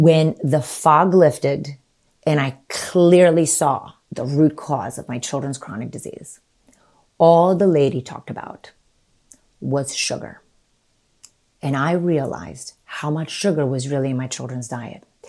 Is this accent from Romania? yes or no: yes; Romania; moved away; So I was born in nineteen seventy-three and I was born in Romania, with communist Romania.